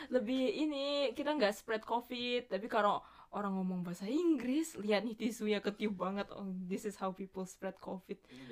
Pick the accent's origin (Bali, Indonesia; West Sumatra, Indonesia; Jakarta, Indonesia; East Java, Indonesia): Bali, Indonesia; moved away; masa kecil gue so free in Bali